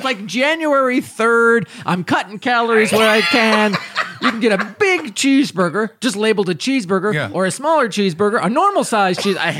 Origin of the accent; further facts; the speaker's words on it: Indiana, United States; I'm from Indiana.